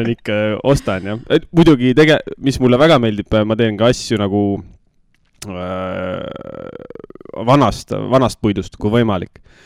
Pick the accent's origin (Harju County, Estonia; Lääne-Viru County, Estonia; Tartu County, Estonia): Tartu County, Estonia; Nõo; ma olen Nõost, Nõokas ikkagi, no selles mõttes jah, kas viiendat, võib-olla isegi rohkem kui viiendat põlve